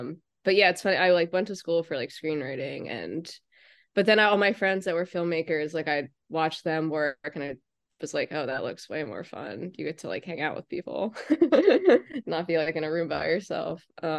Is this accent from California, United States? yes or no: no; Media, Pennsylvania, United States; Oh, I'm from Delco.